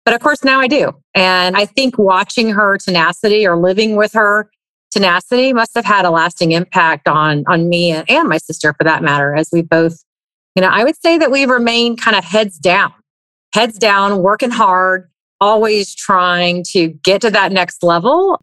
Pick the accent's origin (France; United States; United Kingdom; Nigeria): United States; East Cobb, Georgia; I grew up in East Cobb